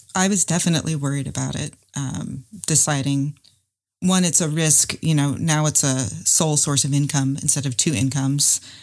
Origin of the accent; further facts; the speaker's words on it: North Carolina, United States; I'm from North Carolina, and I'm an engineer